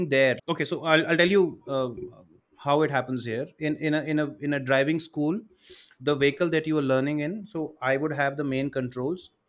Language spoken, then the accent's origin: English; India; I'm an Indian. I'm a proud Indian.